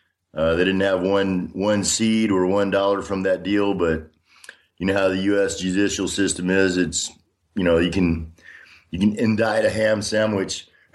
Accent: Austin, Texas, United States; moved away as an adult; also born or lived in Washington State / Minnesota / Illinois / Tulsa, Oklahoma; now in Donetsk, Ukraine; I was born in 1960 in Austin, Texas. I grew up mostly in Texas, served in the U.S. Army. I've lived in Washington State, Minnesota, Illinois, Tulsa, Oklahoma, and spent a couple of years in Germany overseas when I was in the U.S. Army.

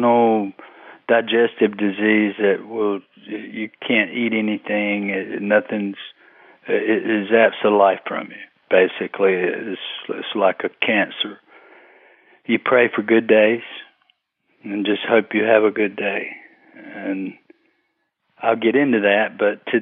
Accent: Fayetteville, North Carolina, United States; born or raised there

